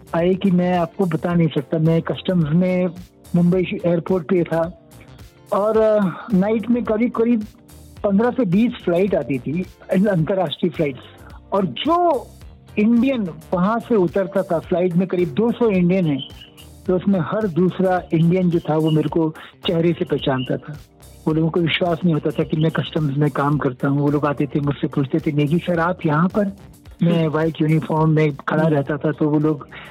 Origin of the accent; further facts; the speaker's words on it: Indore, Madhya Pradesh, India; moved away as an adult; also born or lived in Uttarakhand / Bhopal / Mumbai; now in Indore, India; परवरिश uh, पूरी मध्य प्रदेश में हुई इंदौर में हुई इंदौर और भोपाल में वैसे तो मैं उत्तराखंड को बिलोंग करता हूँ